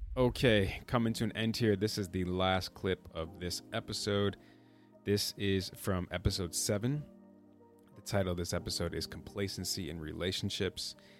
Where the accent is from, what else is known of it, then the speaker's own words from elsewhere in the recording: Midwest, United States; I'm from the Midwest